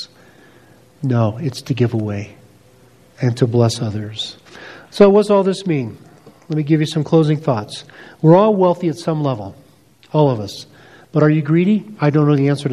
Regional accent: United States; being both American and wealthy

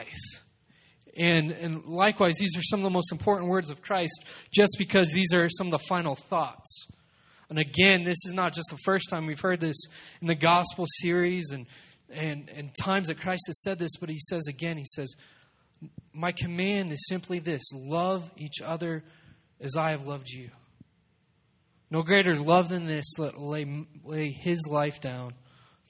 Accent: Colorado Springs, Colorado, United States; I was born and raised in Colorado Springs

